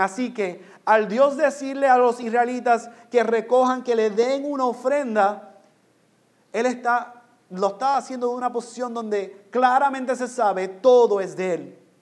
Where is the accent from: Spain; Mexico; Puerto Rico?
Puerto Rico; moved away; also born or lived in New York; aunque yo nací en Nueva York, yo soy puertorriqueño. Yo viví en Puerto Rico.